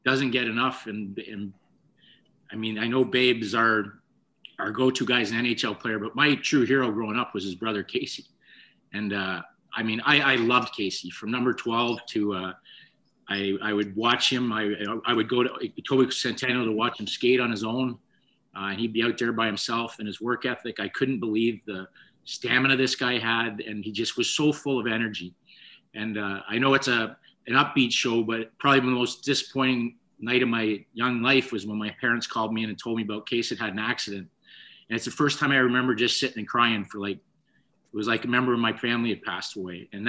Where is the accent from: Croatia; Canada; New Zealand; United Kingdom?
Canada; Toronto, Ontario; growing up in Rexdale